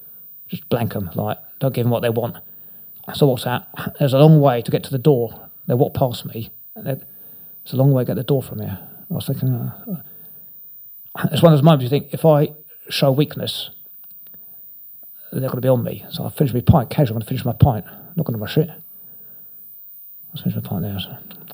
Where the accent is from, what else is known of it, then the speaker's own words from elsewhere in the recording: Inverness, Scotland, United Kingdom; born there; I was born up in Scotland, in Inverness